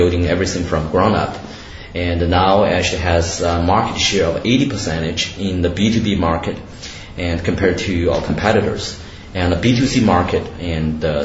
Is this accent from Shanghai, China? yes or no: yes; Shanghai, China; moved away as an adult; also born or lived in Canada / Seattle, United States; I grew up in Shanghai